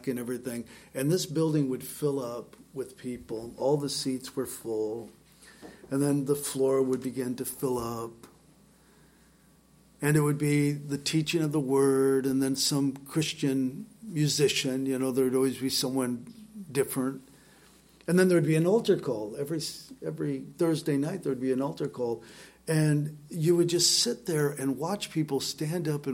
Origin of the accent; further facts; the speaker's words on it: Southern California, United States; Growing up in Southern California, we had access to all sorts of bizarre things